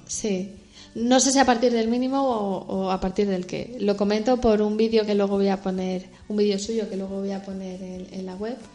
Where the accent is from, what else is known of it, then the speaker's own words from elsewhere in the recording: Madrid, Community of Madrid, Spain; Somos dos madrileñas que estamos en Madrid